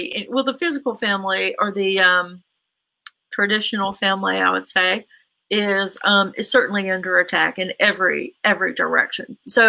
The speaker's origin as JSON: {"language": "English", "region": "Virginia", "country": "United States", "also_born_or_lived": "Tennessee / Texas / Mississippi / Alabama", "moved": "yes", "said": "I'm from Virginia, and I live in Virginia right now. And I've lived in Tennessee, Texas, Mississippi, Alabama, Georgia, and South Carolina, and Pennsylvania for a while."}